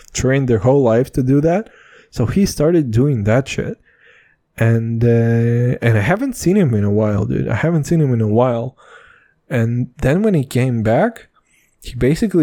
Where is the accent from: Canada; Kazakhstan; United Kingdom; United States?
Kazakhstan; we're from Kazakhstan